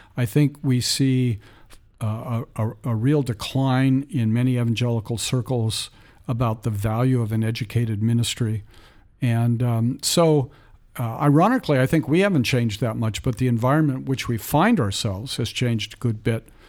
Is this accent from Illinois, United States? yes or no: no; San Francisco Bay Area, Northern California, United States; I was raised in the San Francisco Bay Area in Northern California